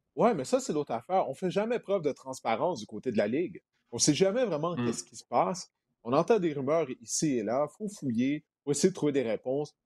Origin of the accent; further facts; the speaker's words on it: Montreal, Quebec, Canada; Je viens de Montréal